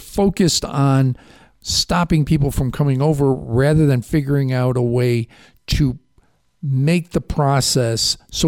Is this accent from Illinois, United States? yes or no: yes; Chicago, Illinois, United States; now in New York, United States; I grew up in Chicago.